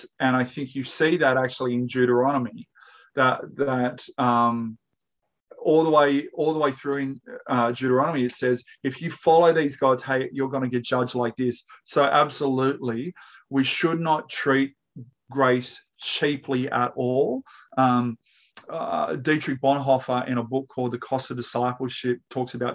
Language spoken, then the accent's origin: English; Australia; I am, you are, we're all Australian